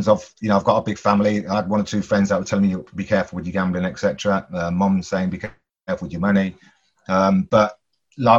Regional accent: Coventry, West Midlands, United Kingdom; growing up in Coventry as a 9-year-old

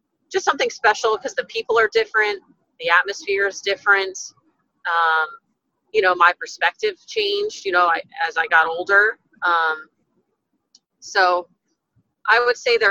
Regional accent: Texas, United States; my home center here in Texas, in front of my hometown, in front of my family

